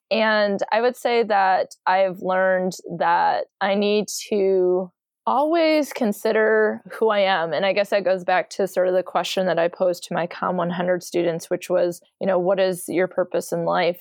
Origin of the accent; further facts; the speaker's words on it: Michigan, United States; I'm from Michigan